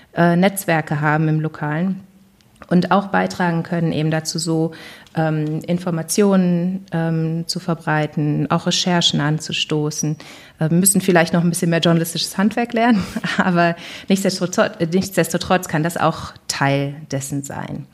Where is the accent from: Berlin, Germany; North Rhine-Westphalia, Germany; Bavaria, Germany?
North Rhine-Westphalia, Germany; Duisburg; also born or lived in Bonn; in meiner Heimatstadt Duisburg-Rheinhausen